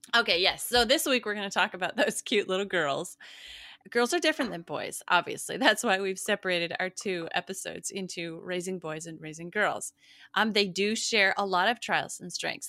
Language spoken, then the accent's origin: English; Montana, United States; now in Midwest, United States; where I grew up in Montana